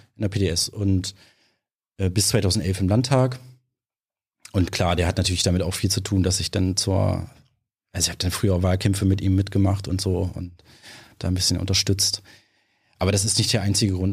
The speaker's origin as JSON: {"language": "German", "town": "Halberstadt", "region": "Saxony-Anhalt", "country": "Germany", "tie": "born or raised there", "also_born_or_lived": "Magdeburg", "said": "dort in Halberstadt, wo ich herkomme, eine kleine Stadt am Harz"}